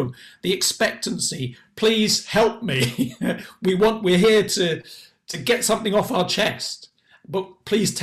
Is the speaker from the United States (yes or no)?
no; England, United Kingdom; as English people or Anglo-Saxons or whatever we are